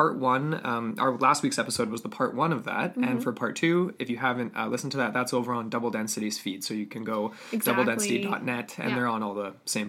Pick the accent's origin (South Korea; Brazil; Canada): Canada; West Coast of Canada; we're Canadian. I mean, we're from the West Coast